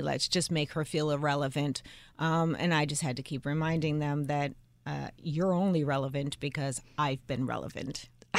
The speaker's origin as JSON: {"language": "English", "region": "New Jersey", "country": "United States", "said": "we're from Jersey and we're Italian."}